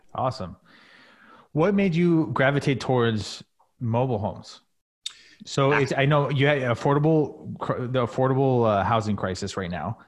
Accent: California, United States; I grew up here

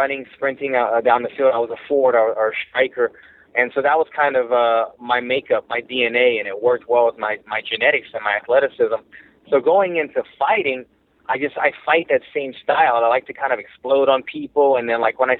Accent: Louisiana, United States; also born or lived in New York; now in Los Angeles, United States; I'm from Louisiana.

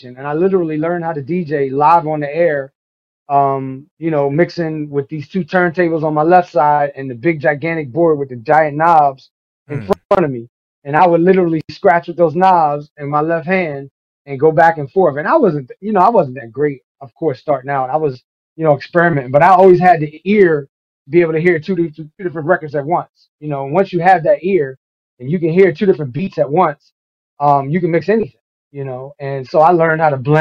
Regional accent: New York City, New York, United States; moved away as an adult; also born or lived in Boston; came back down to Brooklyn. And I grew up there until I was in college

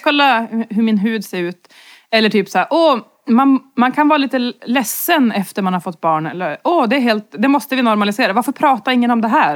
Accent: inland Norrland, Sweden; som norrlänning och framförallt eh, från inlandet i Norrland

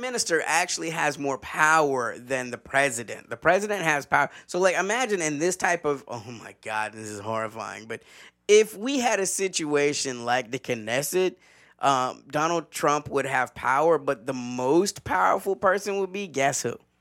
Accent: the South, United States; as a Southerner

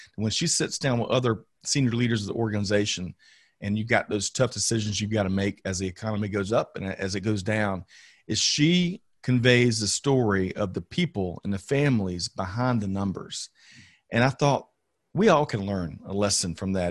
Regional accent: Aiken, South Carolina, United States; born and raised in Aiken, South Carolina

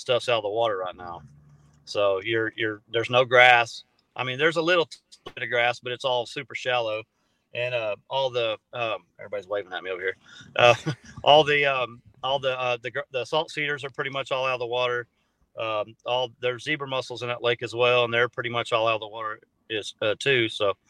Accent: San Angelo, Texas, United States; I was born in San Angelo. So I lived out in West Texas for, you know, about half my life

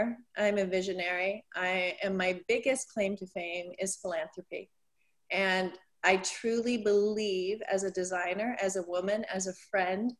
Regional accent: Canada; now in United States; I grew up in Canada, very, very small town

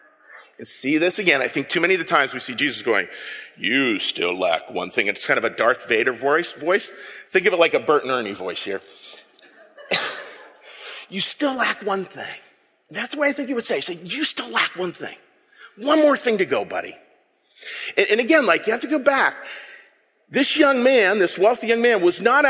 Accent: Pittsburgh, Pennsylvania, United States; I'm from the Berg

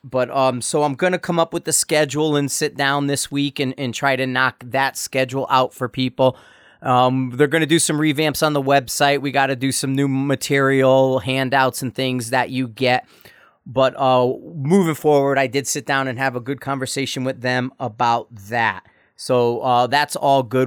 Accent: United States

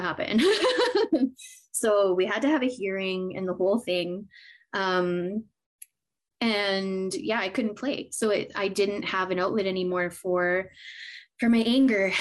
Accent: Edmonton, Alberta, Canada; born and raised in Edmonton, Alberta, Canada. I'm still here

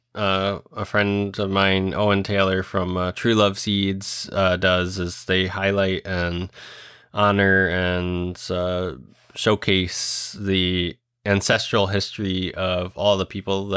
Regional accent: Puerto Rico; Somebody reached out from Indiana and said, hey, like, I'm from Puerto Rico too, and we grow that seed.

